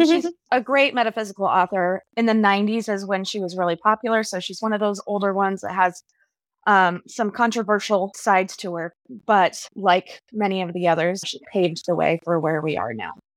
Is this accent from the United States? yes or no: yes; Southwest, United States; since I grew up in the Southwest, I have a lot of Southwestern influences